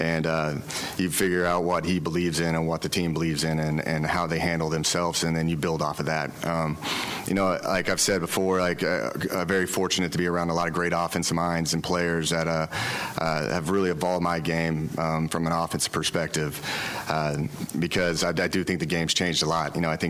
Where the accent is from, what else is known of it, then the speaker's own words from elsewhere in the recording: Oklahoma, United States; now in Waco, United States; I'm from Oklahoma